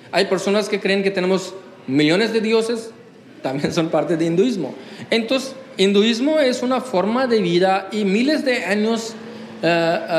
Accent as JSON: {"language": "Spanish", "town": "Durgapur", "region": "West Bengal", "country": "India", "tie": "born there", "second_language": "Spanish", "said": "Entonces ahí yo nací en Durgapur, West Bengal, y mm, era un punto de felicidad para la familia."}